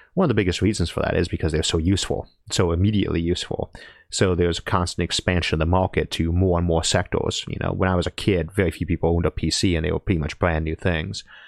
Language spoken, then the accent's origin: English; Ohio, United States; also born or lived in California; I'm from Ohio.